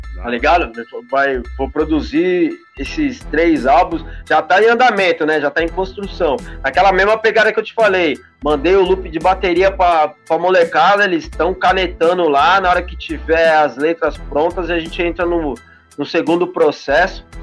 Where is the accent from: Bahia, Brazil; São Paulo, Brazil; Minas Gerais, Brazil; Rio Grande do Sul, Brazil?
São Paulo, Brazil; Praia Grande; sou lá da Baixada, da Praia Grande